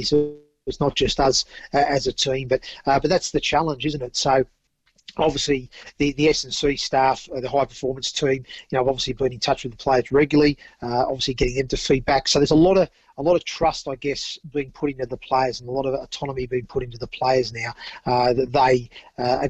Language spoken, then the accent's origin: English; Central Coast, New South Wales, Australia; also born or lived in Torquay, England; we're from the Central Coast